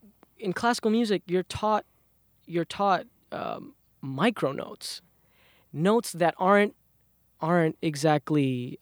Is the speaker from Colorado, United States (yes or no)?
no; Queens, New York, United States; So, I come from a Bengali ethnic background. I was born and raised in Southside Jamaica, Queens.